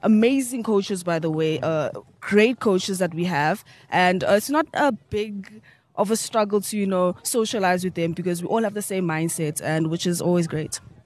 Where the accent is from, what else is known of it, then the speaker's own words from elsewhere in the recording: Mpumalanga, South Africa; I come from Mpumalanga, deep down in Null Springs, up in South Africa